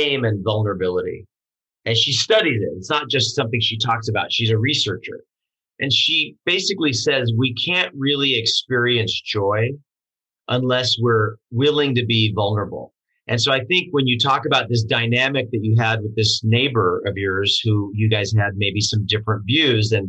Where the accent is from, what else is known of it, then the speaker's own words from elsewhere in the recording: Portland, Oregon, United States; I grew up in Portland, Oregon